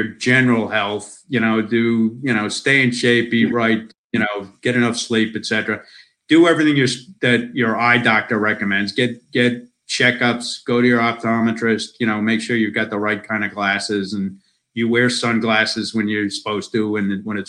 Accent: United States; moved away as an adult; now in Australia; I'm an American citizen. I spent most of my life in America

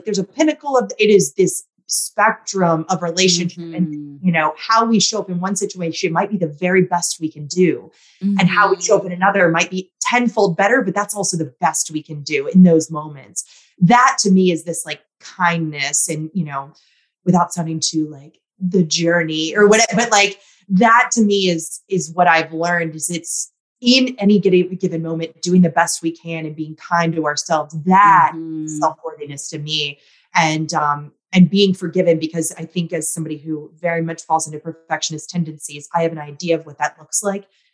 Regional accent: Virginia, United States; moved away; I'm from Virginia, went back home to visit family

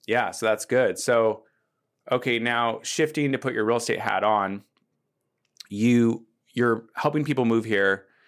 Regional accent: Seattle, Washington, United States; moved away as an adult; now in Bellingham, United States; I grew up in Seattle like you did, and then I went to college here, and I'm one of those people who just stayed

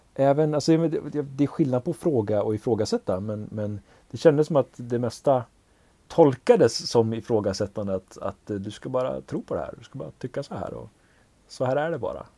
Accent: Umeå, Västerbotten County, Sweden; accent: Norrland; now in Ludvika, Sweden; när man pratar som en norrlänning

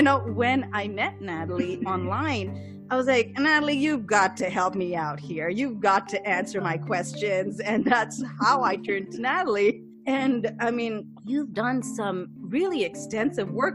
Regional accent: Pakistan; first language English; moved away; I'm growing up in Pakistan

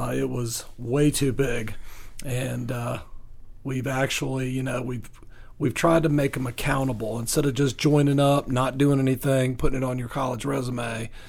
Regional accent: Virginia, United States; now in Coweta County, United States; I'm from Virginia.

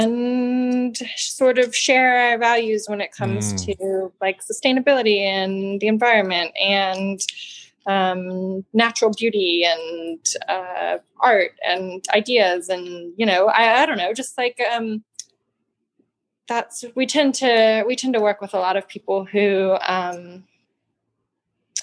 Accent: Atlanta, Georgia, United States; moved away as an adult; now in Marshall, United States; I grew up in Georgia originally. I'm from Atlanta

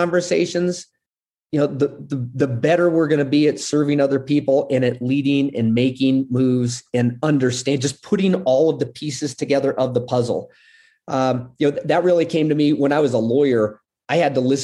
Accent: United States; also born or lived in Puerto Rico; I'm this gringo from America

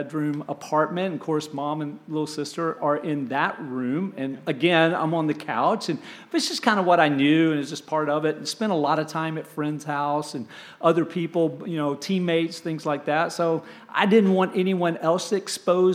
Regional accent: Kingsport, Tennessee, United States; also born or lived in Anniston, Alabama; now in Tampa, United States; we moved from the Anniston, Oxford, Alabama area all the way to a little place called Kingsport, Tennessee, up in Upper East Tennessee, just east of Knoxville

